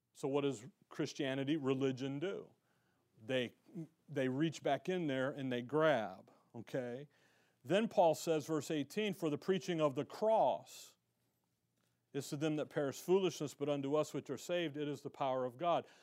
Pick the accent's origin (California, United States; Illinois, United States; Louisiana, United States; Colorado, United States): Illinois, United States; Chicago; now in Tempe, United States; growing up in Chicago, I went to a private, uh, a, a private school